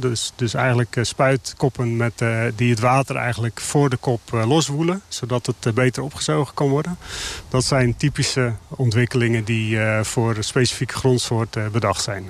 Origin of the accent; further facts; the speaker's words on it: Netherlands; onze historie als Hollanders